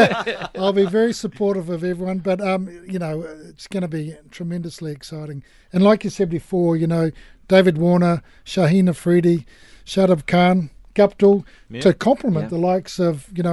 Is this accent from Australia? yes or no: yes; Australia; No, firstly, as an Australian, was brave to mention rugby, but we won't go there.